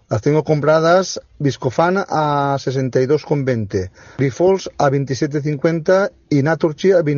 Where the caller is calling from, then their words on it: Madrid, Community of Madrid, Spain; Buenas tardes … de Madrid.